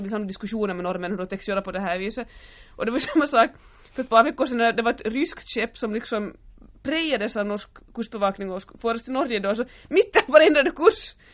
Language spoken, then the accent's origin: Swedish; Japan; jag är från Japan, ja.